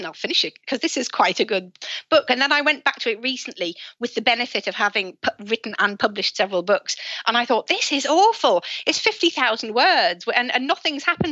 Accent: Sunderland, North East England, United Kingdom; moved away; I'm from Sunderland originally

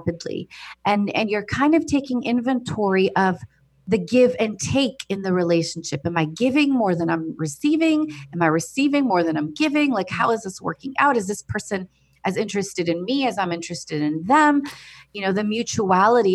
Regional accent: United States; I was born and raised in America, but my family of origin comes from Cairo, Egypt

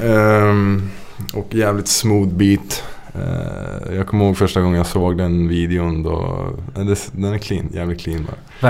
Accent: Trollhättan, Västra Götaland, Sweden; also born or lived in Lidköping / Bergen; mina hemtrakter. Trollhättan

